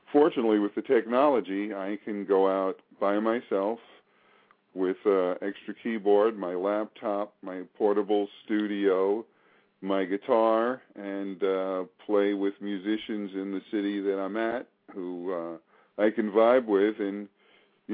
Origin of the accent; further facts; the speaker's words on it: New York City, New York, United States; moved away; we're both originally from Staten Island, New York